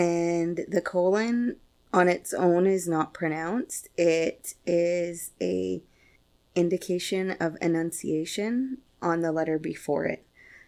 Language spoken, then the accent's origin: English; Stó:lō territory, British Columbia, Canada; also born or lived in Chehalis; I was born and raised in Stalis, where my maternal grandfather is from.